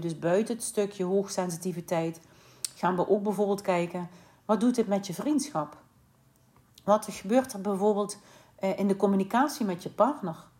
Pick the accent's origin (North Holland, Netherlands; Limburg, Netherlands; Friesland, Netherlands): Limburg, Netherlands; moved away as an adult; also born or lived in Sittard / Eindhoven / Vlaardingen / Hoek van Holland; En ben ik eigenlijk Limburg uitgetrokken en ben ik verhuisd naar Vlaardingen.